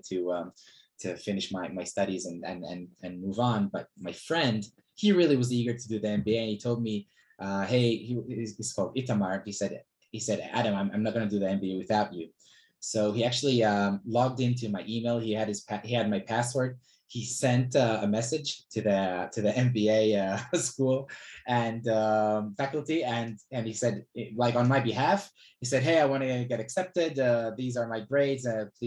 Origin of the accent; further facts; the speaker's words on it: Israel; also born or lived in Australia; So I was born in Australia, and my parents took me to Israel when I was 8 years old